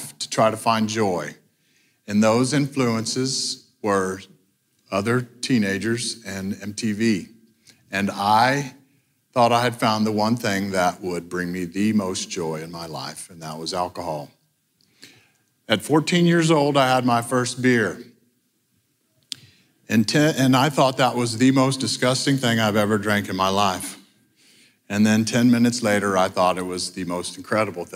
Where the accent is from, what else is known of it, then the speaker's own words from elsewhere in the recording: Hondo, Texas, United States; I was born in Hondo, Texas, the youngest of seven kids